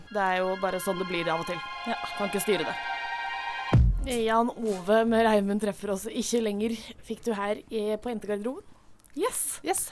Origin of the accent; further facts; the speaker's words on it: Drøbak, Akershus, Norway; moved away; rommet mitt eh, hjemme i Drøbak